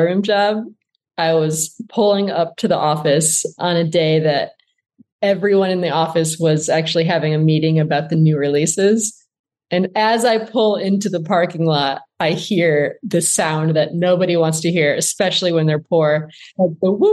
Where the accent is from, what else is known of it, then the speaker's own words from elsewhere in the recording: Flint, Michigan, United States; moved away; I grew up in Flint, Michigan